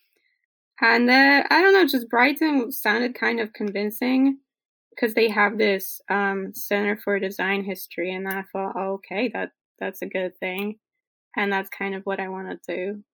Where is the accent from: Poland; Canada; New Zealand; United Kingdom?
Poland; I'm from Poland